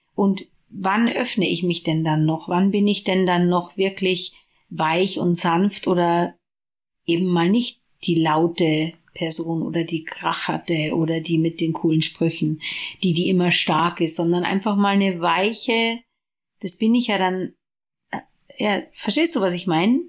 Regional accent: Ingolstadt, Bavaria, Germany; weil ich nach Hause gehen wollte. Von Düsseldorf nach, oder Düsseldorf oder so, nach äh, Bayern, nach Ingolstadt

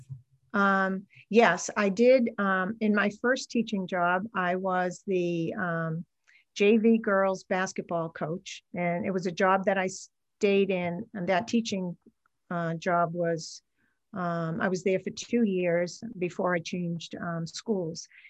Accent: Salem, New Hampshire, United States; I'm a New Hampshire native. I grew up in Salem, New Hampshire, which is a town on the Massachusetts border.

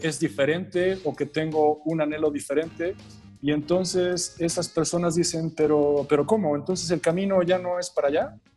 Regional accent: Mexico; yo no podía regresar a México

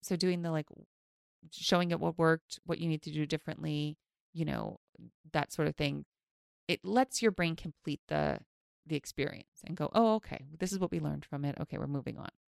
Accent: New York City, New York, United States; I grew up in Queens

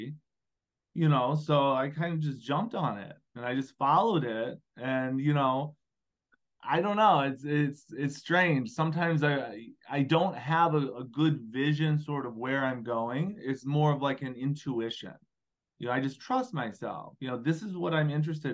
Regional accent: Illinois, United States; moved away as an adult; also born or lived in Carrollton, Georgia; I'm from Illinois

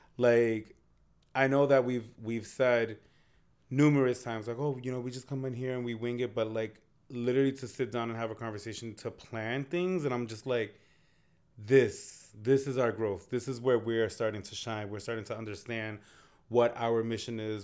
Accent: Lawrence, Massachusetts, United States; we're from Lawrence, Massachusetts

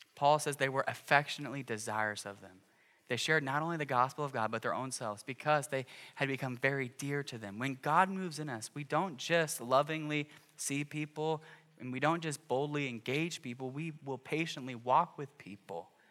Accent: Cedar Rapids, Iowa, United States; growing up in Cedar Rapids

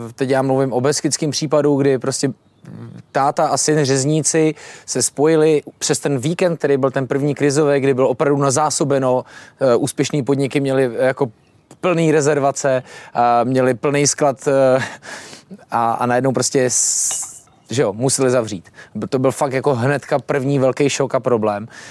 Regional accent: Czechia; my jako Češi

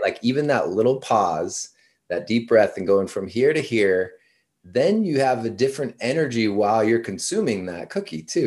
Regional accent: Washington, United States; moved away as an adult; also born or lived in San Diego; originally from Washington State.

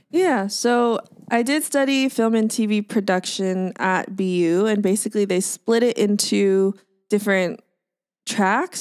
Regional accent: Orange County, California, United States; also born or lived in Boston; now in Los Angeles, United States; I'm based in Los Angeles, but I'm from Orange County

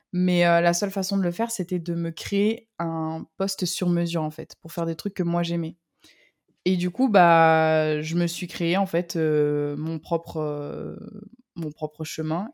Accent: south of France, France; je suis, originaire du, sud de la France. Je suis euh, le soleil, le pur produit du sud

